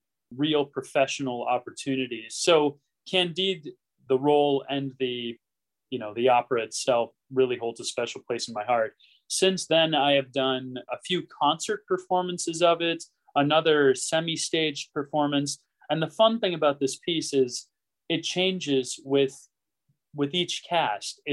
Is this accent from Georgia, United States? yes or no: no; Stillwater, Minnesota, United States; I'm from Minnesota, Stillwater, Minnesota